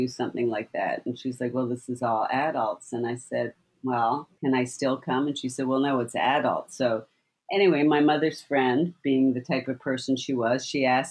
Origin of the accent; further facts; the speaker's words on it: Canada; I grew up in Canada.